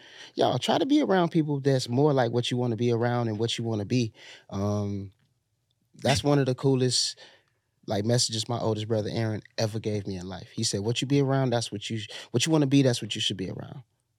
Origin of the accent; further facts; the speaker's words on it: Chicago, Illinois, United States; I'm a thief. I'm from Chicago.